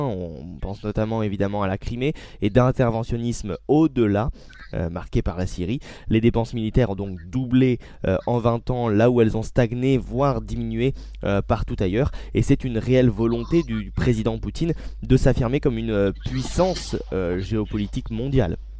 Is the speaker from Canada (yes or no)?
no; France; chez nous en France